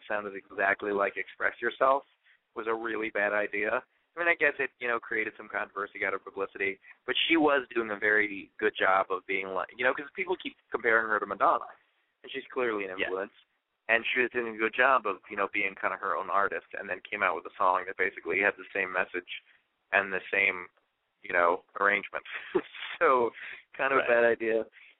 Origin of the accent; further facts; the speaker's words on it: New York City, New York, United States; I'm from New York City, and we still don't have a Walmart